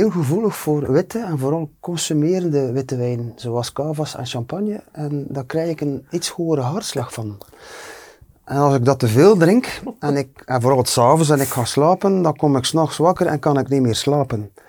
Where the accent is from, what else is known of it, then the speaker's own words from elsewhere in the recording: Flanders, Belgium; ik als Vlaming